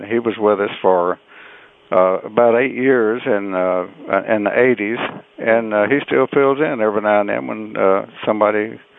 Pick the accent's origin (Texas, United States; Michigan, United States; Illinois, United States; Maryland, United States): Texas, United States; Beaumont; I was born in Beaumont, Texas, down in southeast Texas, in uh, October 1934.